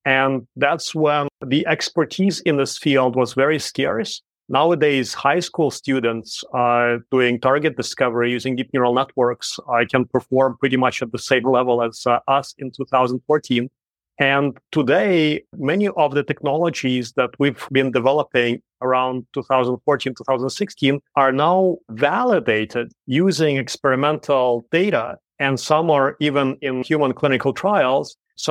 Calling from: Shanghai, China; So right now I'm calling from Shanghai, China.

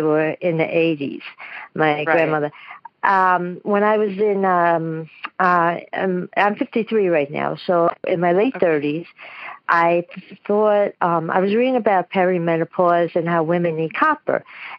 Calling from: Queens, New York, United States; Queens, New York.

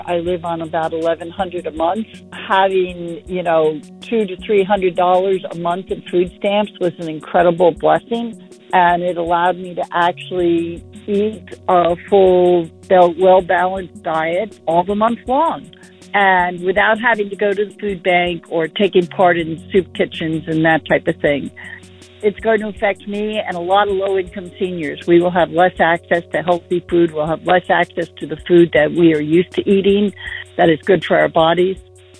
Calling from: Port Townsend, Washington, United States; I'm calling from Port Townsend, Washington.

